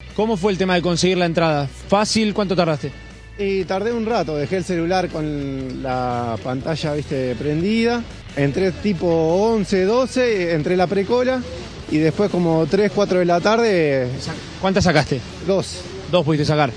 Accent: Santa Fe, Argentina; yo soy de Santa Fe

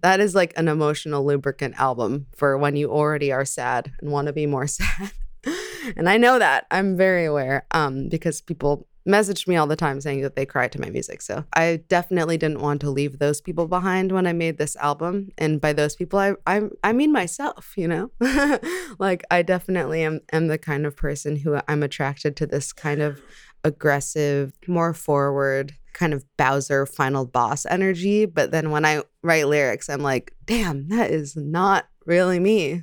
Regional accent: El Segundo, California, United States; I grew up in El Segundo, California, which is, like, a very Caucasian neighborhood in Los Angeles

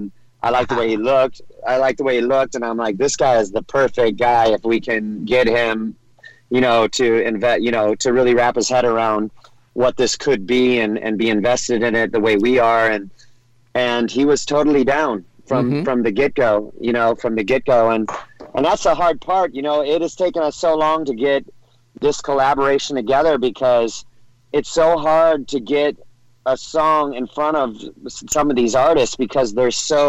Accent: California, United States; And I grew up in Orange County, California, you know?

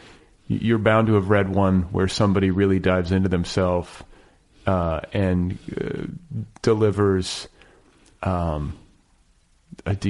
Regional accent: Midwest, United States; now in Los Angeles, United States; I grew up in the Midwest

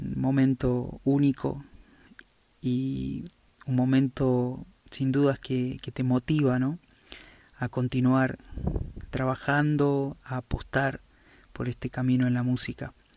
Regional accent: Jujuy, Argentina; soy un cantor jujeño

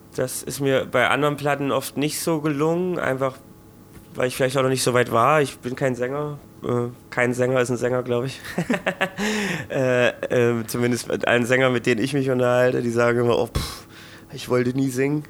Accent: Thuringia, Germany; ich als Thüringer

